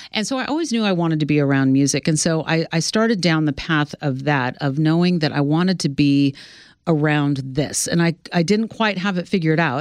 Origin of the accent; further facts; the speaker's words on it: Sacramento, California, United States; moved away as an adult; now in New York, United States; my hometown in Sacramento